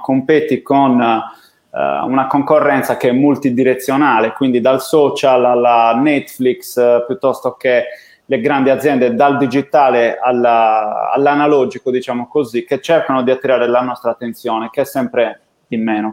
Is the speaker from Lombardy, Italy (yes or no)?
no; Sardinia, Italy